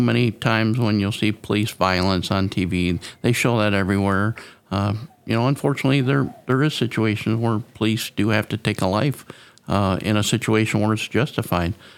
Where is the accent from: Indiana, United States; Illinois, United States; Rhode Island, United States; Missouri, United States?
Illinois, United States; Mendota; moved away as an adult; now in Whiteside County, United States; I grew up in Mendota, uh, a little distance from here